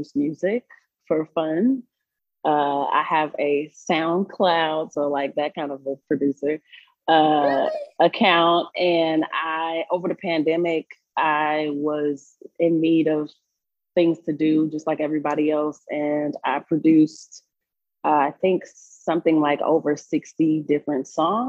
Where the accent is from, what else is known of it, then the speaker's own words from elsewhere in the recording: Chicago, Illinois, United States; moved away as an adult; now in Colorado, United States; I'm originally from Chicago